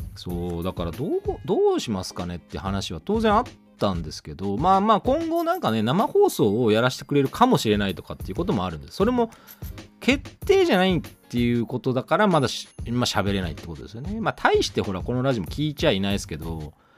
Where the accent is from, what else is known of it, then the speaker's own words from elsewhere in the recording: Kochi, Japan; moved away; 私と同じ高知出身